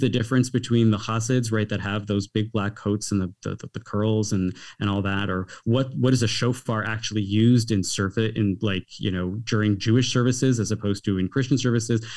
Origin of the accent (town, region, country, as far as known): Canada; also born or lived in United States